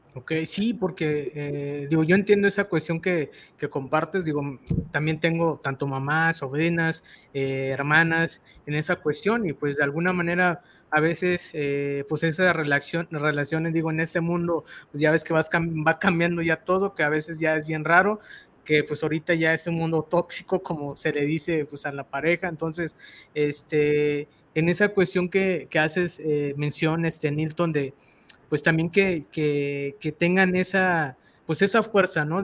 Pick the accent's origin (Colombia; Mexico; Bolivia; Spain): Mexico; así somos los mexicanos